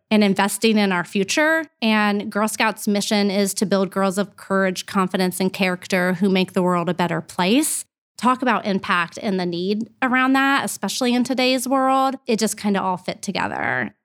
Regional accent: Columbus, Ohio, United States; I grew up in Clintonville, right across from Studio thirty-five

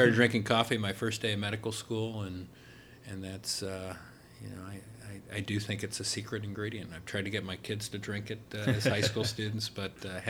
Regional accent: Upper Arlington, Ohio, United States; also born or lived in New York / Texas / Baltimore / Chicago; But I was born in New York. Then we moved to Texas, and then we moved to Baltimore, and then we moved to Chicago, and then we moved eventually back to Upper Arlington.

